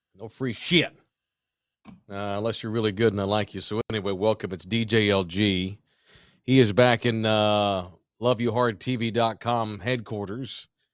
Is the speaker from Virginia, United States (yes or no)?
no; Fort Worth, Texas, United States; when I was a kid growing up in Fort Worth